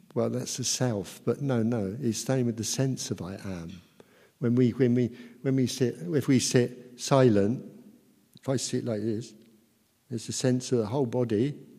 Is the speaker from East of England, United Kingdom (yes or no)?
yes; Luton, East of England, United Kingdom; from Luton, educated in Luton.